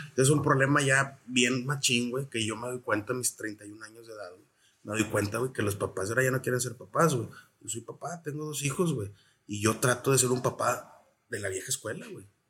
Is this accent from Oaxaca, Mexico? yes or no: no; Reynosa, Tamaulipas, Mexico; also born or lived in San Luis Potosí; soy originario de la ciudad de San Luis Potosí, soy del barrio de Tequis, ahí en San Luis, este, ahí nací. Me registraron en Querétaro ah, y, y, estoy criado aquí en Reynosa y parte en San Luis también